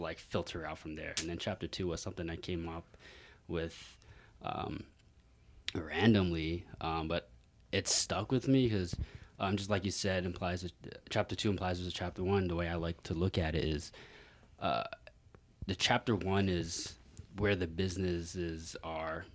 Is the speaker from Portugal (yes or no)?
no; New York City, New York, United States; moved away as an adult; now in Las Vegas, United States; I'm from New York City, like born and raised